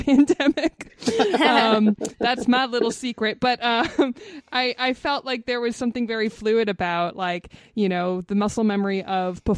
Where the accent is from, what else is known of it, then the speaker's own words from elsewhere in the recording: Los Angeles, California, United States; I'm from North Hollywood